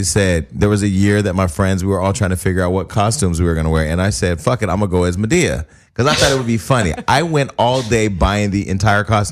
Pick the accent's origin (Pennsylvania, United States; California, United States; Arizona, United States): California, United States; Stockton; I'm from Stockton